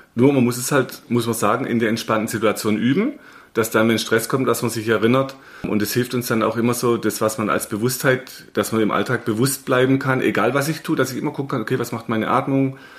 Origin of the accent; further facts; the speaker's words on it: Germany; als Deutscher